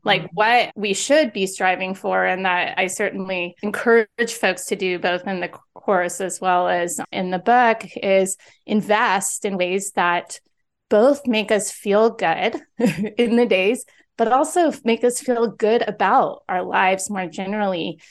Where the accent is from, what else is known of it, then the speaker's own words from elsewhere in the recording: San Diego, California, United States; also born or lived in Philadelphia; now in Los Angeles, United States; I'm from San Diego